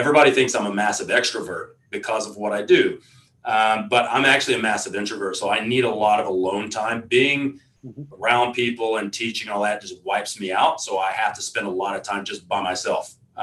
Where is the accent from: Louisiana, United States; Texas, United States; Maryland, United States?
Texas, United States; I come from Texas